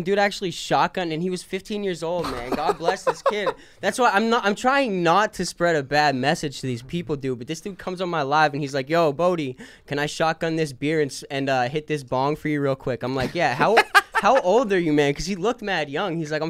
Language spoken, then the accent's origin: English; Hazleton, Pennsylvania, United States; But yeah, I mean, growing up in Hazleton, dude, I played a lot of sports.